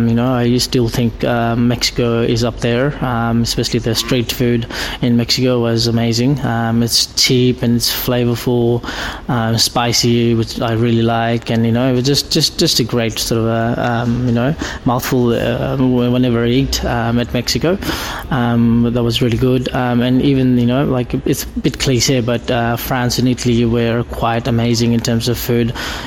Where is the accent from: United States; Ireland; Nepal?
Nepal; Kathmandu, Bagmati; English is a second language; now in Australia; people think I live in bottom of Mount Everest. You know, but I'm from Kathmandu, and you know, the Himalayas are quite far from there